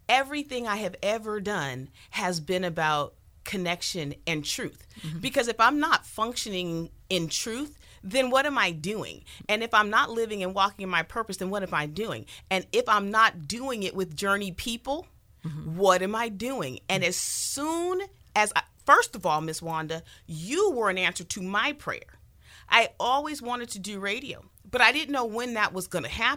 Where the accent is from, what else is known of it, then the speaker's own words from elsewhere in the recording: San Francisco, California, United States; also born or lived in Sacramento, California; now in Southern California, United States; I'm originally a Bay Area girl, born in San Francisco, Vallejo